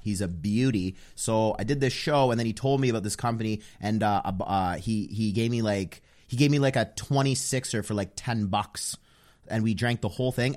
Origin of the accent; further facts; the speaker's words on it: Ottawa, Ontario, Canada; also born or lived in Toronto; I'm from Ottawa.